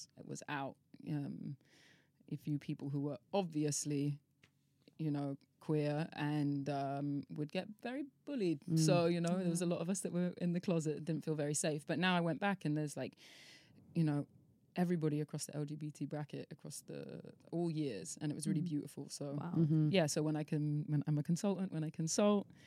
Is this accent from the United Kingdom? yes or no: yes; Devon, South West England, United Kingdom; also born or lived in London; now in Ibiza, Spain; I grew up in Devon